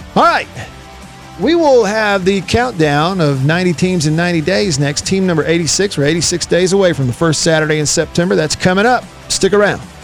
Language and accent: English; Russellville, Alabama, United States; I grew up in Russellville, Alabama.